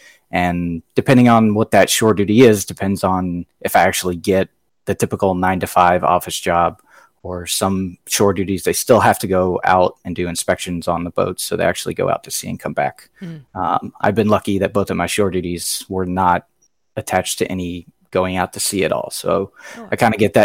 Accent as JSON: {"language": "English", "town": "Covington", "region": "Georgia", "country": "United States", "moved": "as an adult", "said": "I'm originally from Covington, Georgia"}